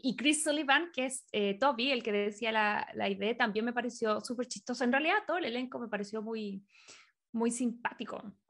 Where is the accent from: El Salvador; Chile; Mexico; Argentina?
Chile; moved away as an adult; now in United States; éramos de Chile